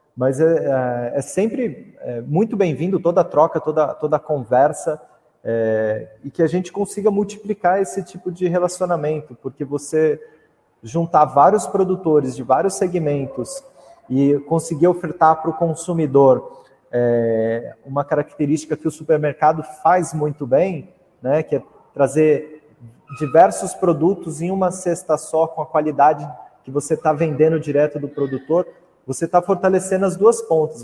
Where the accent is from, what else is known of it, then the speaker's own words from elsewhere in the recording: Mogi das Cruzes, São Paulo, Brazil; sou de Mogi das Cruzes, ali da região de Itaiaçupeba